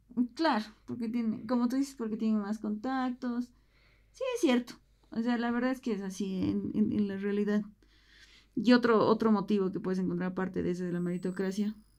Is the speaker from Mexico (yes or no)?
no; Bolivia; como bolivianos no nos gusta la migración